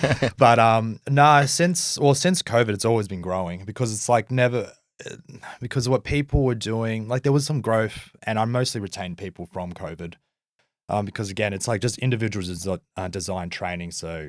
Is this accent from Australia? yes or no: yes; Manly, New South Wales, Australia; born there; I was born in Manly too, where you're living now.